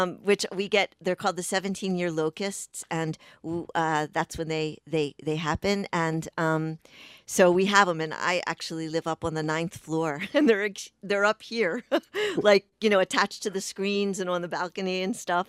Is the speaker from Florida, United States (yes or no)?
no; Pikesville, Maryland, United States; I grew up in Pikesville, which is a, a, in Baltimore County, just over the city line in, in Baltimore, Maryland